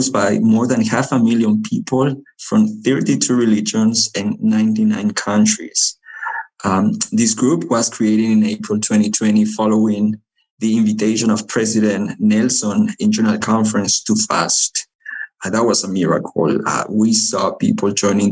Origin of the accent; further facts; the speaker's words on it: Lima, Peru; English is a second language; moved away as an adult; also born or lived in Chile; now in Utah, United States; I am originally from Lima, Peru, but has lived in Utah for the last 5 years already because of college